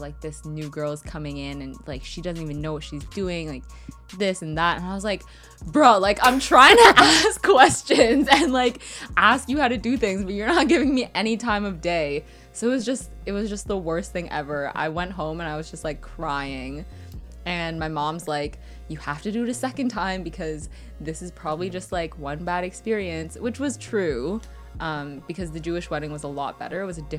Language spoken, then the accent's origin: English; Markham, Ontario, Canada; I'm from Markham.